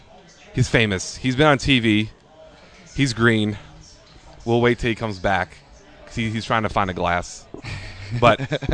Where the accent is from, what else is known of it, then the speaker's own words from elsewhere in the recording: New Jersey, United States; This is my home state of New Jersey.